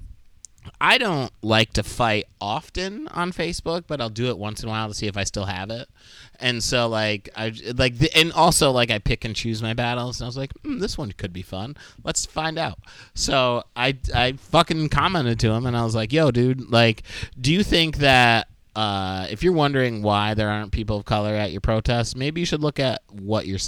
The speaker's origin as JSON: {"language": "English", "town": "Binghamton", "region": "New York", "country": "United States", "tie": "born or raised there", "said": "my hometown, Binghamton"}